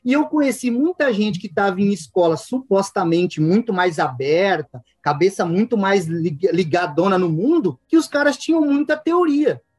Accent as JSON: {"language": "Portuguese", "region": "interior of São Paulo", "country": "Brazil", "said": "eu sou do interior de São Paulo, a 500 quilômetros da capital"}